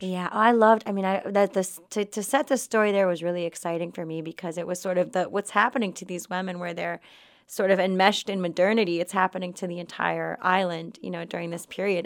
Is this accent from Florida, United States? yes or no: yes; Miami, Florida, United States; growing up in Florida